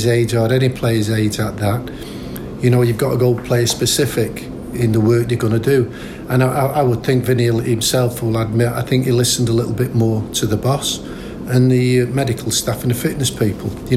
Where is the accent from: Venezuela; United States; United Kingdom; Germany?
United Kingdom; Manchester, North West England; being a Manchester lad and living so close to the city centre where I was born in Colliers